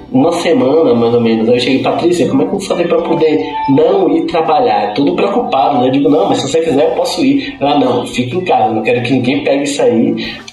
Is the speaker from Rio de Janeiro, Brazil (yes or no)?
no; Salvador, Bahia, Brazil; É, eu vim de Salvador, Bahia, né? lá do Nordeste.